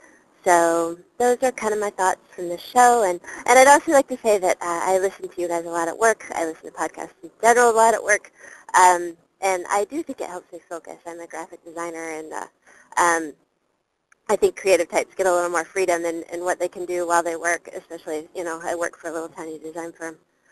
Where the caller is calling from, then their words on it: Chicago, Illinois, United States; … from Chicago. Long-time listener, but first time calling in.